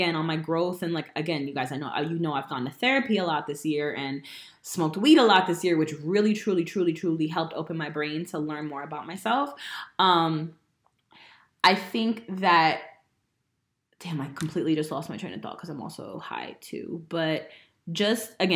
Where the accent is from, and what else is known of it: Woodbridge, New Jersey, United States; born or raised there; moved away